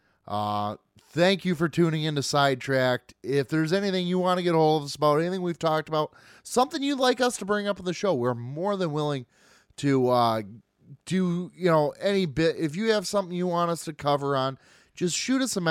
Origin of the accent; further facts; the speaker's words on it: Michigan, United States; we're from Michigan